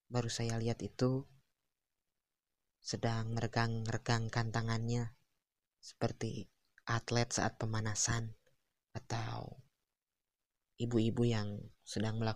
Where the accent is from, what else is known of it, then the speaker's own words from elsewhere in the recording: Tasikmalaya, West Java, Indonesia; apalagi saat dia tahu bahwa saya berasal dari Tasikmalaya. Ya, Tasikmalaya dan Ciamis adalah kota yang bertetangga.